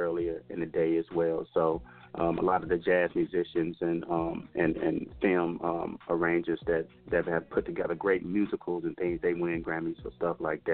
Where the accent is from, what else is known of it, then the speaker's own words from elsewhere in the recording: Mississippi, United States; now in Las Vegas, United States; I am a country boy. I'm from Mississippi originally.